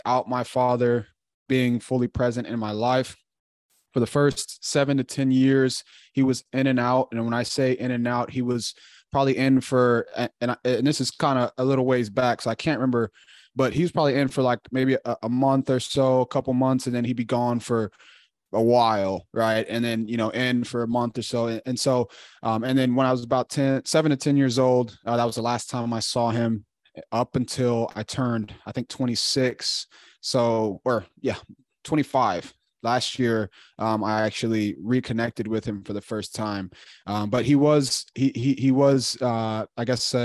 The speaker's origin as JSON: {"language": "English", "town": "Chicago", "region": "Illinois", "country": "United States", "tie": "born or raised there", "also_born_or_lived": "Woodstock, Illinois / Louisiana / Texas", "moved": "as an adult", "lives_now": "Charlotte, United States", "said": "I'm from Chicago, Illinois, born and raised"}